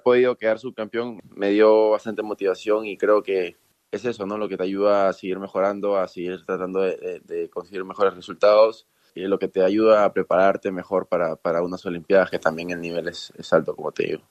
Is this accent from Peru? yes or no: yes; Peru; En el colegio tal vez jugué fútbol, porque en Perú todo el mundo juega fútbol